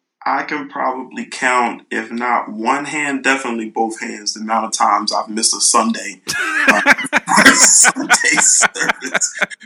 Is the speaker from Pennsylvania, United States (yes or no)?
yes; Philadelphia, Pennsylvania, United States; moved away as an adult; now in Princeton, United States; I'm a youth pastor. I'm originally from Philadelphia, but I live in Princeton.